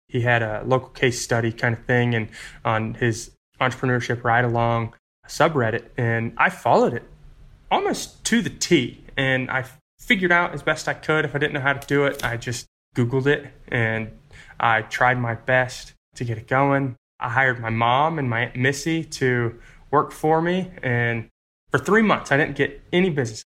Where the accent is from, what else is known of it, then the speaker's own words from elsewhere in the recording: North Carolina, United States; also born or lived in Florida; now in Roanoke, United States; So, I was born in Florida and I moved to North Carolina when I was about six, and so for most of my life, it was just my mom and me